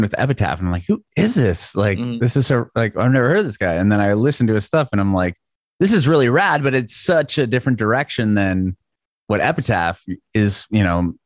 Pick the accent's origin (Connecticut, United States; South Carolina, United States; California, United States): California, United States; San Diego; I'm from San Diego